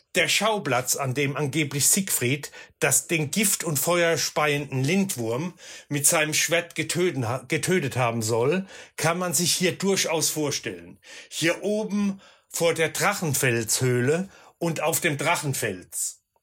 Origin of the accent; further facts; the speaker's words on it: Rhineland-Palatinate, Germany; hier bei uns in der Pfalz